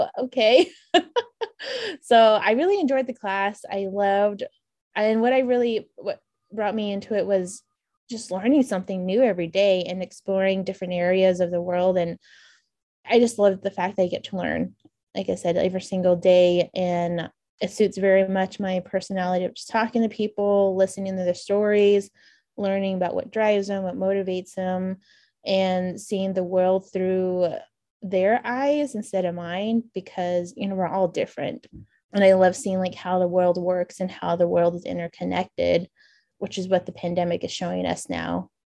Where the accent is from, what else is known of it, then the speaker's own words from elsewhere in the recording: New Mexico, United States; So I'm Dene or Navajo. So I grew up on the Navajo Nation, just on the eastern border of the reservation on the New Mexico side of Navajo